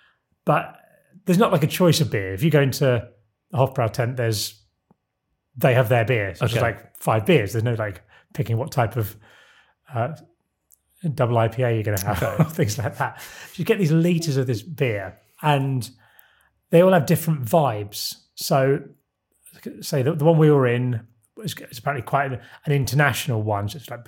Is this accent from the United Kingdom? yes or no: yes; Isle of Sheppey, South East England, United Kingdom; Very close to where I grew up on the Isle of Sheppey.